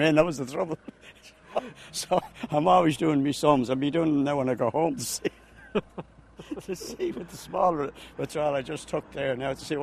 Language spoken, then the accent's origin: English; Dublin, Leinster, Ireland; now in Achill Island, Ireland; I'm living here a long time. I'm from Dublin originally